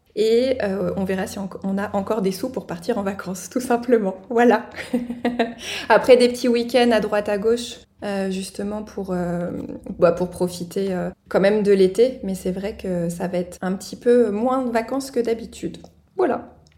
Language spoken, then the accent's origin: French; Normandy, France; now in Alsace, France; la Normandie, forcément ma région natale